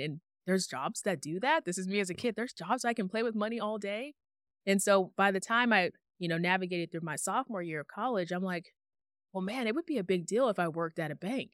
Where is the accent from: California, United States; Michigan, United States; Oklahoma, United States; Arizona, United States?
Arizona, United States; Tucson; moved away as an adult; also born or lived in Phoenix, Arizona; I'm born and raised in Tucson, Arizona